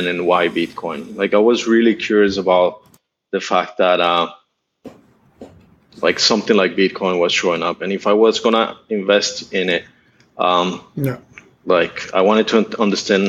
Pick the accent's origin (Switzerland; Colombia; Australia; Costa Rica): Colombia; Bogotá; moved away as an adult; also born or lived in San Francisco, United States; now in Southeast Asia; My dad is Colombian. My mom is Russian. I grew up in Bogota